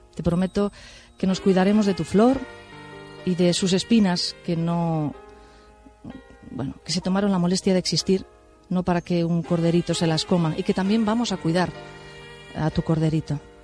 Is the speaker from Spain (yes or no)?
yes; Spain; soy española